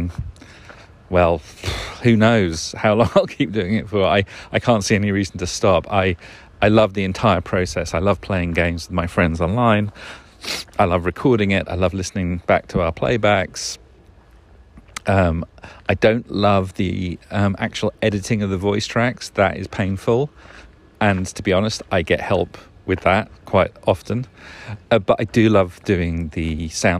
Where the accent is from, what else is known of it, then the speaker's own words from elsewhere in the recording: England, United Kingdom; when we were kids growing up in England in the 70s and 80s